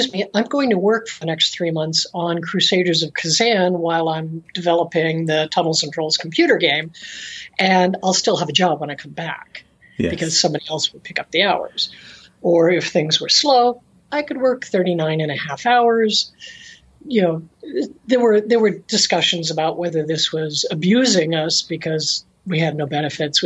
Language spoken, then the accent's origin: English; Tucson, Arizona, United States; also born or lived in Phoenix; I live in Tucson, Arizona these days. When I was doing most of the work of the years of my career, I was in Phoenix, but I grew up in Tucson.